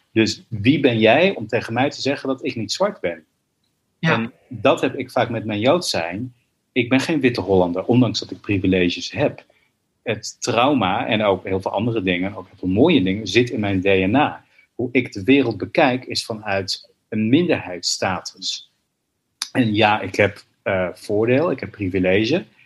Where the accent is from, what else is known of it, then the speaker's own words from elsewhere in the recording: Israel; also born or lived in New York; now in Amsterdam, Netherlands; Ik ben geboren in Israël.